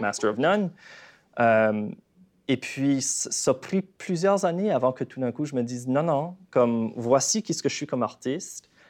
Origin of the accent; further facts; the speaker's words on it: Canada; accent: Acadian; moved away as an adult; also born or lived in Montreal; quand j'ai déménagé à Montréal la première fois en tant qu'Acadien. Mon accent y est fort